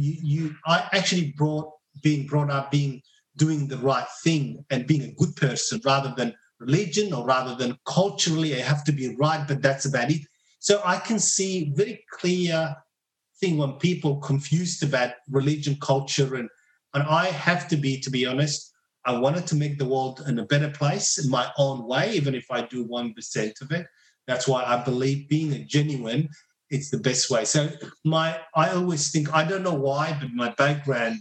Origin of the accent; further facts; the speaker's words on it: Mogadishu, Banaadir, Somalia; English is a second language; now in Australia; Growing up in Mogadishu